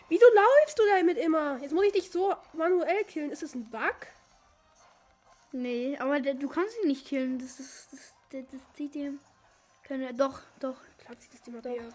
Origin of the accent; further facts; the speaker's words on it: Turkey; Und ich komme aus der Türkei und ich spreche Englisch.